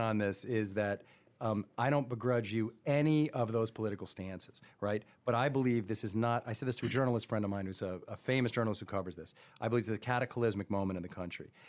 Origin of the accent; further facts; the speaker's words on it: Roslyn, New York, United States; I grew up in Roslyn